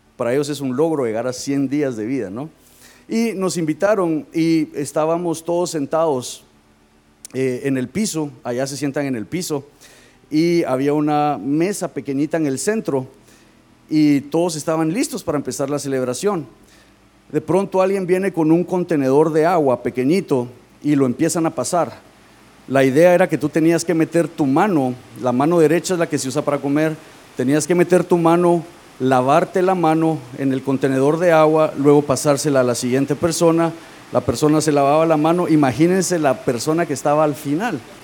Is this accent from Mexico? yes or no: no; Guatemala; moved away; yo soy de Guatemala